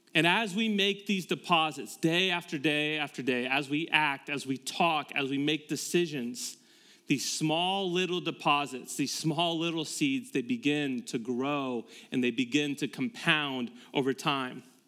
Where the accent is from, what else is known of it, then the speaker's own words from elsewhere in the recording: Tampa, Florida, United States; moved away as an adult; now in Westerville, United States; we moved from Tampa, Florida, where we were both born and raised.